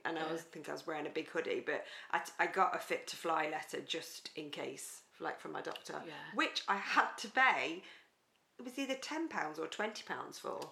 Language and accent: English; United Kingdom; we're very British